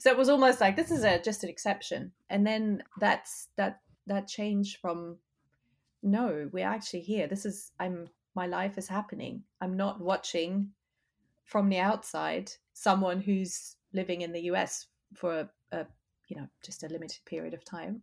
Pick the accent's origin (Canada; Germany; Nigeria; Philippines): Germany; moved away as an adult; also born or lived in United Kingdom; now in Austin, United States; I left my home country, Germany, in my twenties.